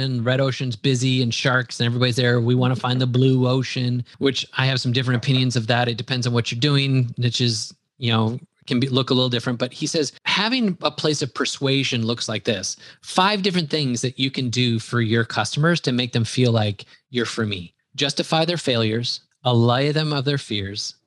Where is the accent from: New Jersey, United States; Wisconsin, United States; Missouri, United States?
Wisconsin, United States; accent: Wisconsin; my Wisconsin accent